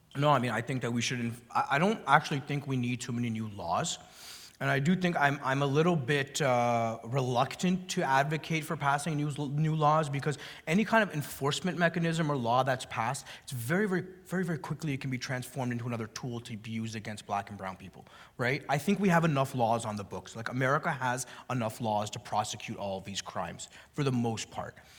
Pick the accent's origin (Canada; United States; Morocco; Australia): Canada; the welfare state where I grew up in Canada